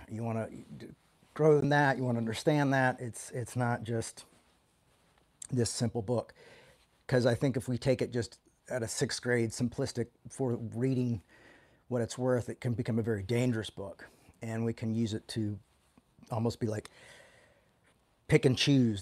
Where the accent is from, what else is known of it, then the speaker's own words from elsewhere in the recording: the South, United States; when I was growing up in the South